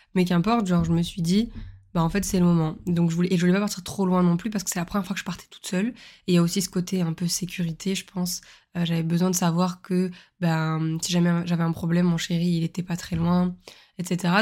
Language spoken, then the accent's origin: French; the South, southern France, France; je suis une sudiste